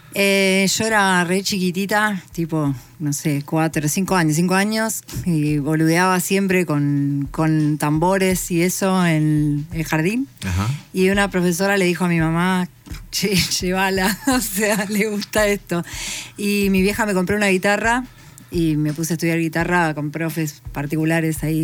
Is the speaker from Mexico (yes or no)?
no; La Plata, Buenos Aires Province, Argentina; yo igual siempre viví en La Plata, soy de La Plata.